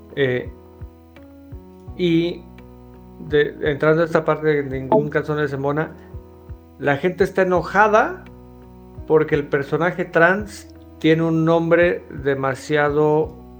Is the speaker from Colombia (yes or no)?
no; Mexico; soy mexicano